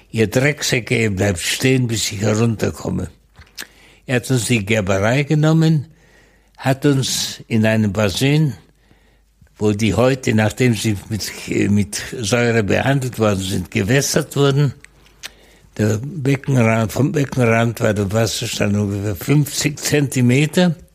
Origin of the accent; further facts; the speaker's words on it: West Germany, Germany; Ich bin in Westdeutschland aufgewachsen